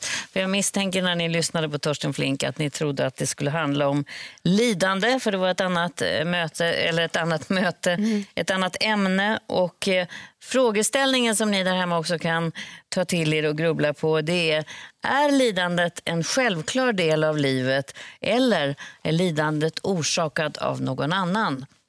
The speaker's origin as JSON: {"language": "Swedish", "country": "Sweden", "said": "stå som svensk"}